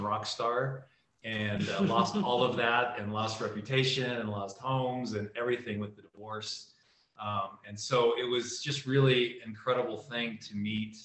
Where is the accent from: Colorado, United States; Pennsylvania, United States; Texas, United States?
Colorado, United States; Colorado Springs; From Colorado Springs, actually, where we are now